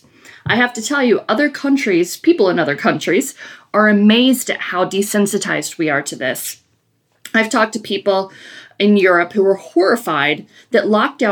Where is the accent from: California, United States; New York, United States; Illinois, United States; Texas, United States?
Illinois, United States; Chicago; Ansel and I grew up in Chicago